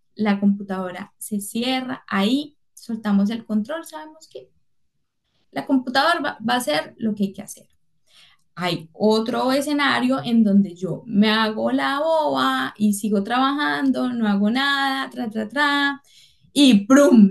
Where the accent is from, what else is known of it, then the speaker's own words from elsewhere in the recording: Cali, Valle del Cauca, Colombia; soy caleña